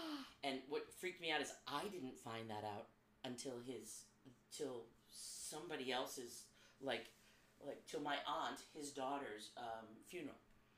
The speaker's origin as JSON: {"language": "English", "town": "Darien", "region": "Connecticut", "country": "United States", "tie": "born or raised there", "also_born_or_lived": "Ridgewood, New Jersey / Catskills, New York", "said": "And then we moved to Darien, Connecticut. Back in the 70s, I know I'm aging myself"}